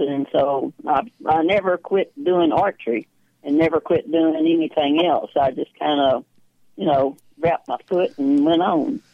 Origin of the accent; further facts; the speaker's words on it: Texas, United States; I was born and raised in Texas